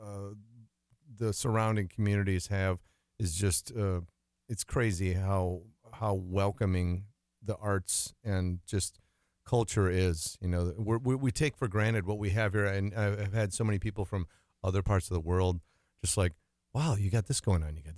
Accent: Alma, Wisconsin, United States; I grew up in a small town on the Mississippi River called Elma, Wisconsin

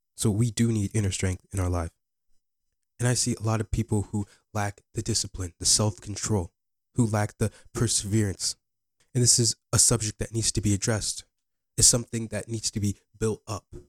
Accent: Bettendorf, Iowa, United States; also born or lived in Ghana; I live in Bettendorf, Iowa.

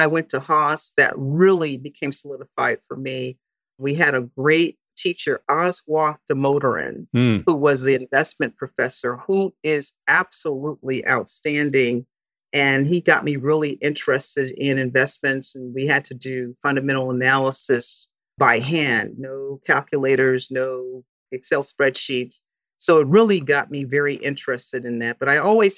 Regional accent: Hawthorne, California, United States; moved away as an adult; also born or lived in San Francisco, California; now in California, United States; I was born in San Francisco, and at a very early age, my parents moved to Southern California. I was primarily raised in Hawthorne, California, which is a suburb of Los Angeles

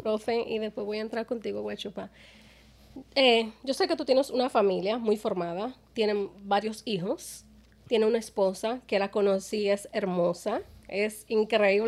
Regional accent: Dominican Republic; moved away; Yo soy dominicana

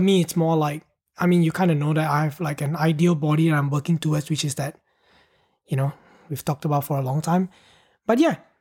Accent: Penang, Malaysia; I moved from my hometown to Penang.

